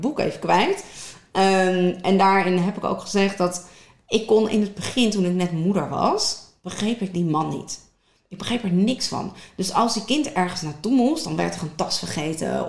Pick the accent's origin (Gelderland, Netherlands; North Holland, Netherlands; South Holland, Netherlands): South Holland, Netherlands; Westland; heel officieel kom ik uit het Westland. Ja. dochter ben ik. Ehm, echt geboren tussen de tomaatjes, de paprikaatjes, maar ook aan het strand